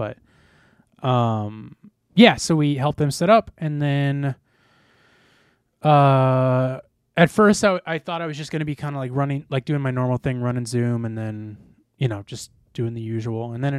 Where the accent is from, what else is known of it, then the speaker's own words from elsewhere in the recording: St. Charles, United States; I'm like, holy shit, I'm from St. Charles. I can barely afford rent.